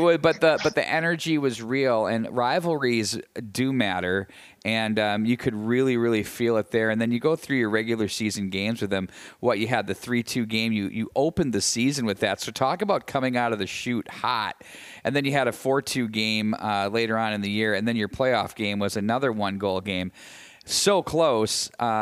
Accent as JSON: {"language": "English", "town": "Chaska", "region": "Minnesota", "country": "United States", "tie": "born or raised there", "said": "And growing up in the Chaska-Chan program, a lot of those kids were in Pee Wee AA, Bantam AA type state tournament experiences, and you get used to it."}